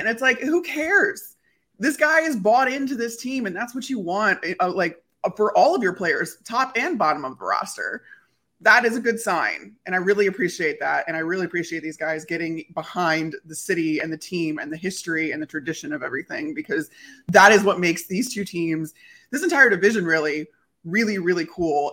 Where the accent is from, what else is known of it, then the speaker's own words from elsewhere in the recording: Chicago, Illinois, United States; moved away; also born or lived in Tampa; grew up in Chicago